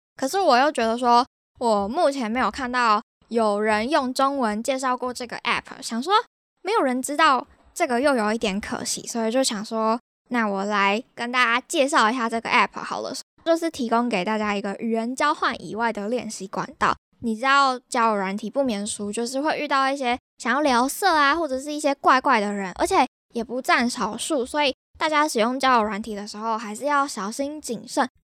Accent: Taiwan; moved away; 我是台湾人

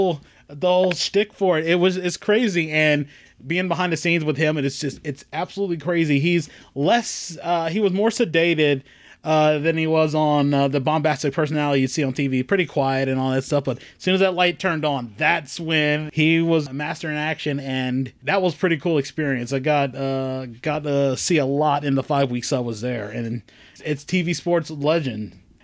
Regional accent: Salisbury, Maryland, United States; when I was growing up in Salisbury

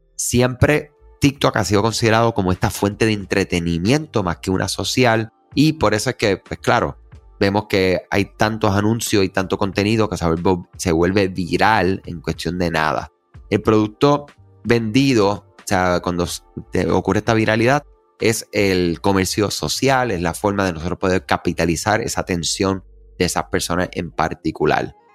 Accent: Puerto Rico; los que somos de Puerto Rico

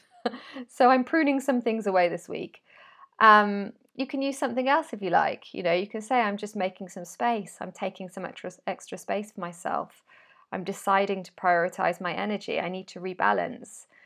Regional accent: United Kingdom; moved away as an adult; now in Spain; I'm British

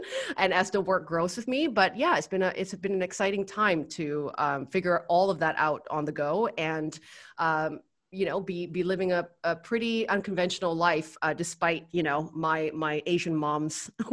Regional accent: Vancouver, British Columbia, Canada; moved away as an adult; now in Bali, Indonesia; I'm originally from Vancouver, Canada

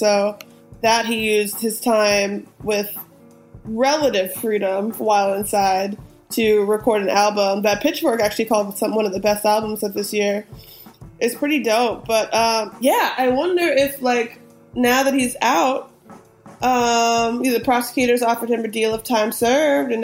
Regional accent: United States; I'm fucking American

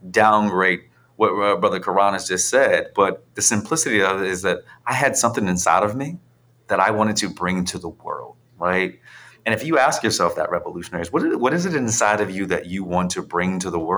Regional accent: Philadelphia, Pennsylvania, United States; I'm, I'm, a kid from Philly that it is now on national cycling magazines, right?

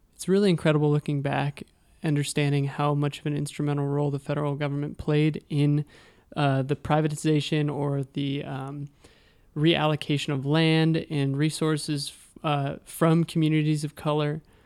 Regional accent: Sacramento, California, United States; moved away; I'm from Sacramento.

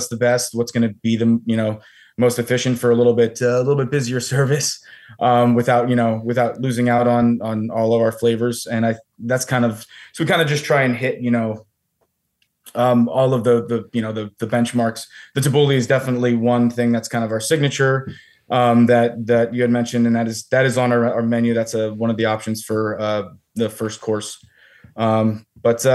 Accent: Allentown, Pennsylvania, United States; moved away as an adult; also born or lived in Philadelphia, Pennsylvania; I am from Allentown, Pennsylvania originally

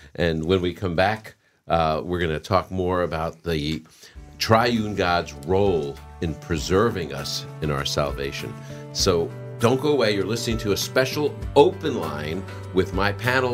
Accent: New England, United States; I'm from New England

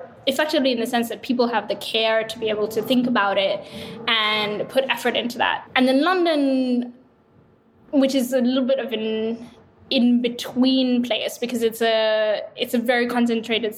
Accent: Sri Lanka; moved away as an adult; also born or lived in Bay Area; I'm originally from Sri Lanka, actually. So I grew up there and then was fortunate enough to get into Stanford

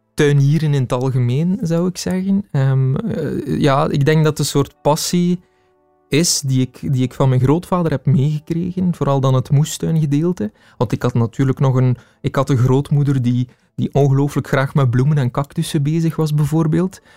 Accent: Heule, Flanders, Belgium; In Heulen, West-Vlaanderen, dat is uh, dicht bij Kortrijk.

